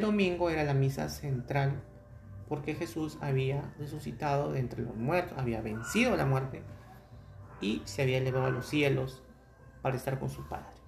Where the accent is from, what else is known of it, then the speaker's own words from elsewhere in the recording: Peru; en mi país donde estoy